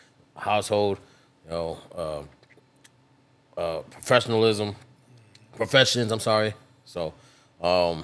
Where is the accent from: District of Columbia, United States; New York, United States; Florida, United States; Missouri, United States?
Florida, United States; South; I am originally from South Florida.